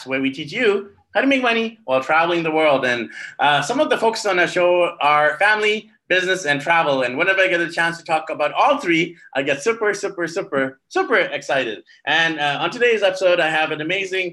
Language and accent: English; Vancouver, British Columbia, Canada; I'm from Vancouver